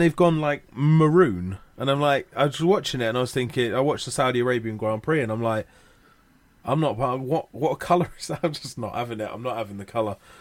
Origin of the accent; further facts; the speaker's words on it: Watford, East of England, United Kingdom; Growing up in Watford, uh, I used to go to all the Watford games